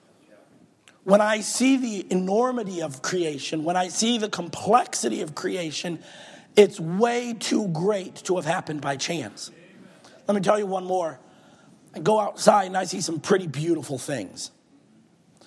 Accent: Michigan, United States; moved away; Growing up in Michigan

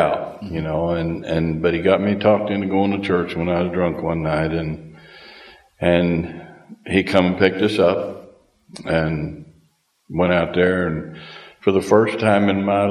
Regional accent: Kansas, United States; moved away as an adult; now in Uganda; I was born and raised in Kansas on a farm.

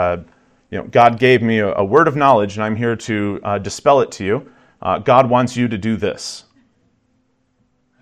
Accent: the South, United States; I grew up in the South

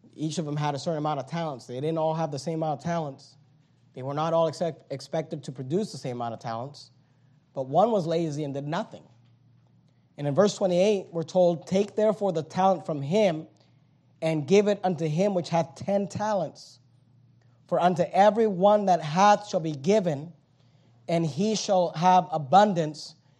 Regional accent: United States; American Christians

